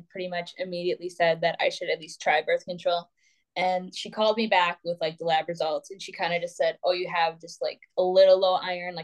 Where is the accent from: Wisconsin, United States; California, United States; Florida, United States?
Wisconsin, United States; I'm born and raised in Wisconsin